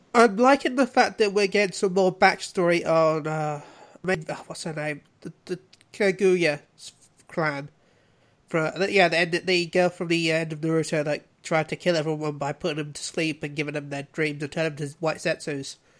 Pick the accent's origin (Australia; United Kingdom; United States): United Kingdom; we were being very British about it